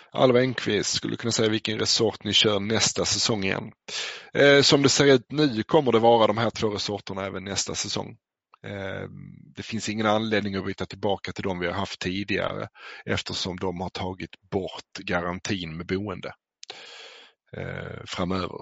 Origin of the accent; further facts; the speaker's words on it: Skåne, Sweden; jag är själv uppväxt i Skåne